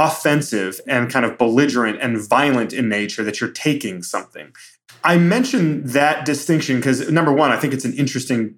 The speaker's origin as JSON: {"language": "English", "town": "Brighton", "region": "Michigan", "country": "United States", "tie": "born or raised there", "said": "I've been in these churches like Floodgate in my hometown in Brighton, Michigan"}